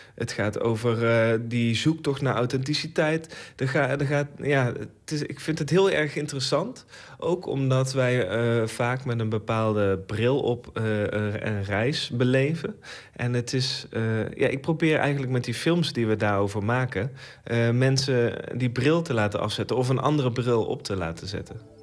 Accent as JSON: {"language": "Dutch", "country": "Netherlands", "said": "ik zelf een Nederlandse maker ben"}